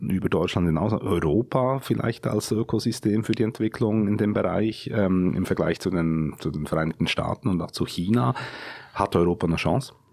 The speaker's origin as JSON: {"language": "German", "country": "Switzerland", "moved": "yes", "lives_now": "Berlin, Germany", "said": "als Schweizer, der auch wirklich ein großer Fan des Landes ist"}